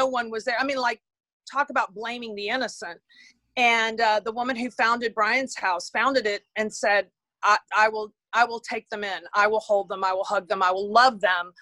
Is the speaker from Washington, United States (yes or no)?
no; Houston, Texas, United States; I grew up in Houston, Texas.